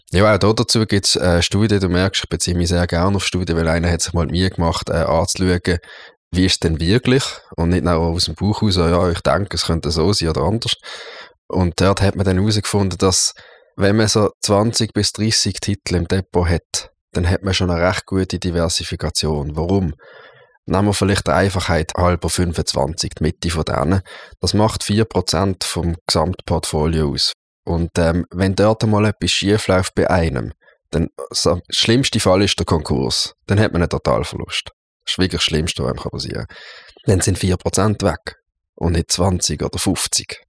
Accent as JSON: {"language": "German", "town": "Basel", "region": "Basel-Stadt", "country": "Switzerland", "also_born_or_lived": "St. Gallen", "said": "ausbildungsmässig bin ich äh, hier zu Basel ins Gimmi gegangen, ins Kirschgarten-Gimmi"}